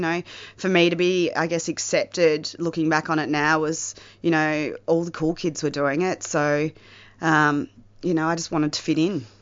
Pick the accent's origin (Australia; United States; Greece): Australia; the Mallee, northwest Victoria; I am not from Melbourne. I originally grew up in the Mallee, uh, northwest Victoria, in a small country town.